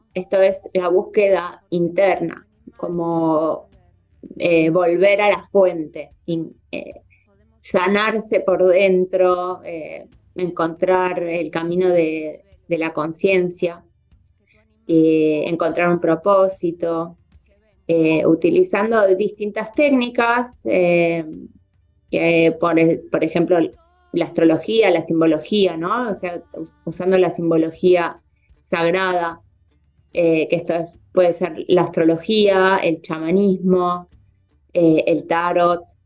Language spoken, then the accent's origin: Spanish; Buenos Aires, Argentina; yo soy porteña